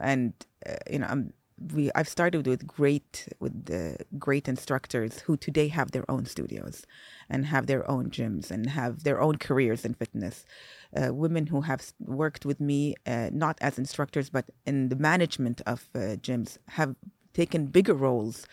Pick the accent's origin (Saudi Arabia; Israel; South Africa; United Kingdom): Saudi Arabia; also born or lived in Singapore; I was born in Singapore. I grew up there till I was four. four or five years old, moved to Saudi